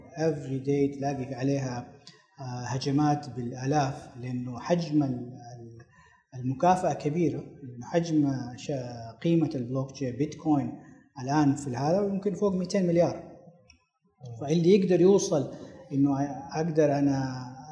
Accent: Saudi Arabia; عندنا في السعودية

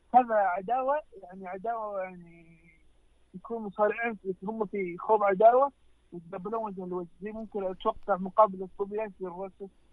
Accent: Saudi Arabia; احنا كجمهور سعودي عربي

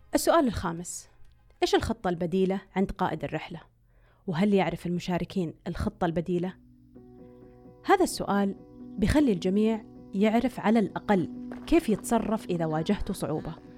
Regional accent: Saudi Arabia; صار في تنظيم عندنا بالسعودية

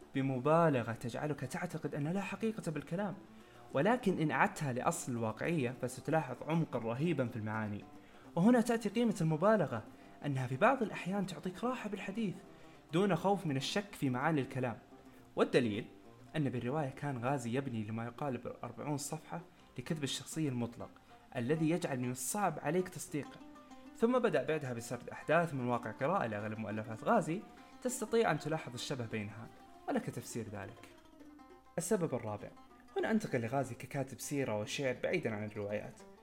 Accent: Saudi Arabia; نحن كسعوديين

